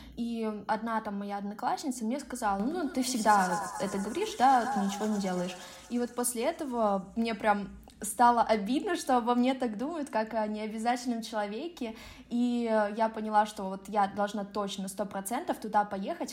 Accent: Russia

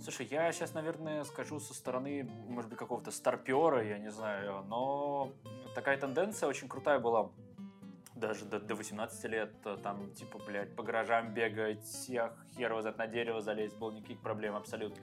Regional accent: Penza, Penza Oblast, Russia; moved away as an adult; now in Saint Petersburg, Russia; У меня просто есть друзья с моего родного города Пензы

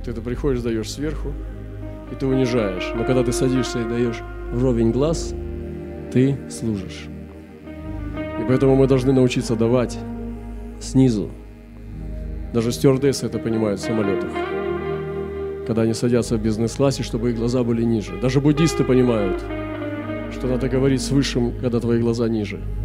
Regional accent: Russia

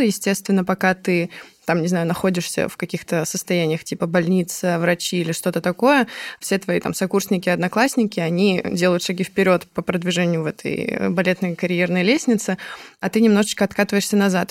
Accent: Moscow, Russia; Я сама из Москвы

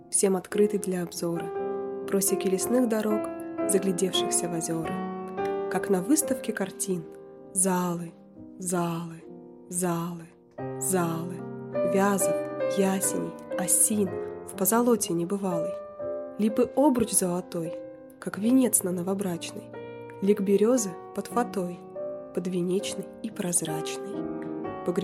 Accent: Siberia, Russia; Я действительно из Сибири, но пока еще не заснеженный.

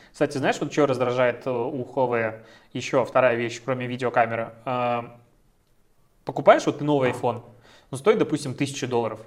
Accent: Belarus; мы белорусы

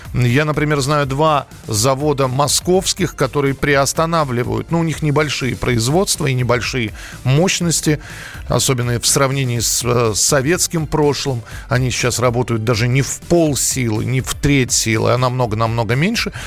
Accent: Moscow, Russia; как москвич

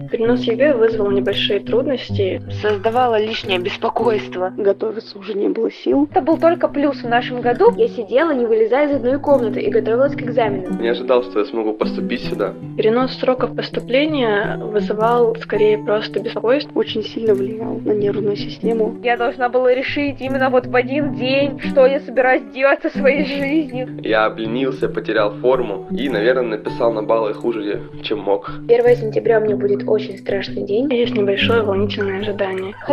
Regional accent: Persianovsky, Rostov Oblast, Russia; Я из Ростовской области. С поселка Персиановского.

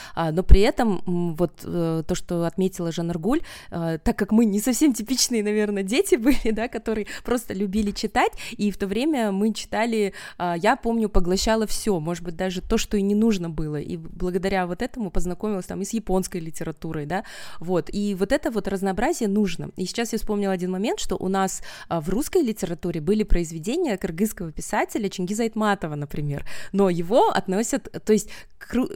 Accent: Kazakhstan; also born or lived in Kostomuksha, Karelia, Russia / United States; now in Almaty, Kazakhstan; я родом из Карелии, э, из Костомукши. А потом я окончила основную школу в Казахстане на казахском языке

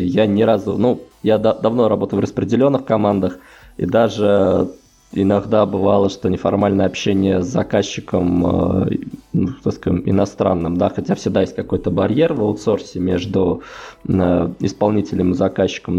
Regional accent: Voronezh, Voronezh Oblast, Russia; moved away as an adult; now in Saint Petersburg, Russia; иногда в Воронеж домой

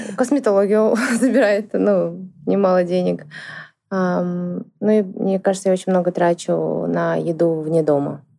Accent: Shymkent, Kazakhstan; в городе Шимкент, это в, в моем родном городе

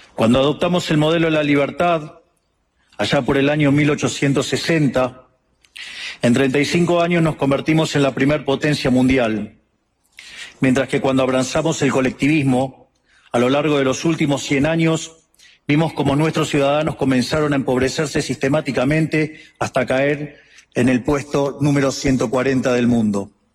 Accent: Argentina

